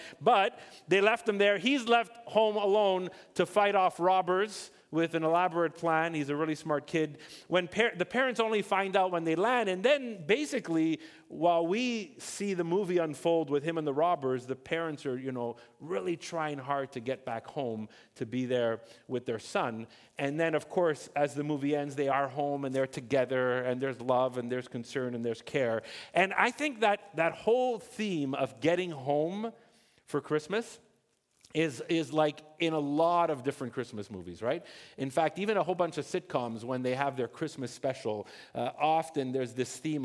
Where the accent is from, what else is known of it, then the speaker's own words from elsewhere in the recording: Montreal, Quebec, Canada; also born or lived in Ontario; I was born in Ontario, and then we moved to Montreal in the early 80s, and I was about 8 years old